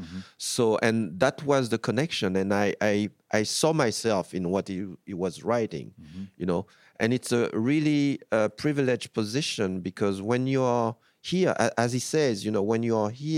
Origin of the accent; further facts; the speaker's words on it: France; also born or lived in United States; I have a very distant look to France sometimes because I grew up in France as well.